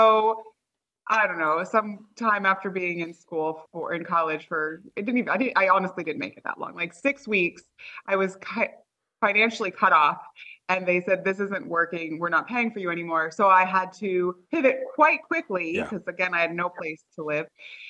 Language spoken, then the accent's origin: English; Thousand Oaks, California, United States; But I grew up in Thousand Oaks, which is slightly north of Los Angeles County, slightly south of Santa Barbara.